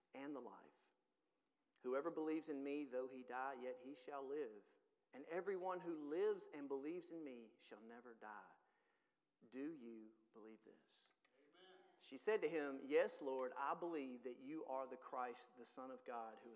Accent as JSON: {"language": "English", "region": "Mississippi", "country": "United States", "moved": "yes", "lives_now": "Tennessee, United States", "said": "I'm from Mississippi"}